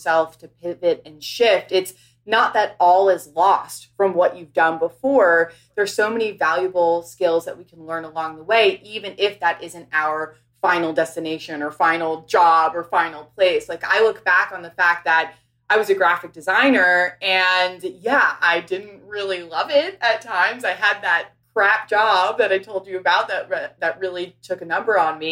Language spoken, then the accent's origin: English; New York City, New York, United States; moved away as an adult; also born or lived in Los Angeles; I grew up in New York City, went to school out in LA, at USC.